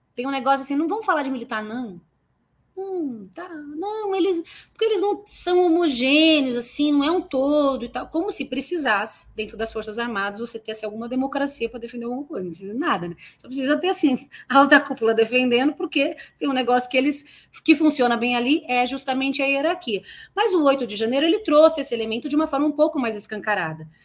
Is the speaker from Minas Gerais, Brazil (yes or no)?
no; São Paulo, Brazil; Eu sou de Guaianazes, nasci e me criei em Guaianazes